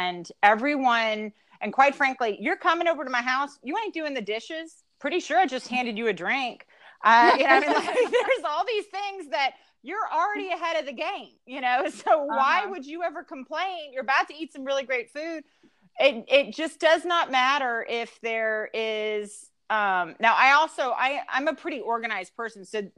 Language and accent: English; the South, United States; And we're from the South, so we do say yes, ma'am, and yes, sir.